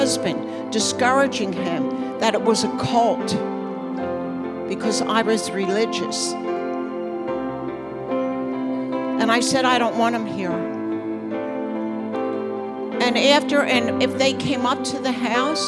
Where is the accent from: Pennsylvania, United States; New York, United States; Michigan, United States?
Pennsylvania, United States; Bucks County; moved away as an adult; now in New Jersey, United States; We grew up in Bucks County, Pennsylvania. We grew up there where it was very peaceful